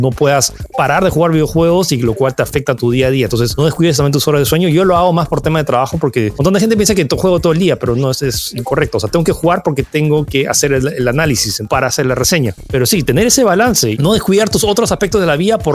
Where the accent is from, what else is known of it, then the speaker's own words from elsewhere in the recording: France; also born or lived in California, United States; yo nací en California, técnicamente dentro de Silicon Valley, y bueno, me mudé a Francia al año, no es que crecí ahí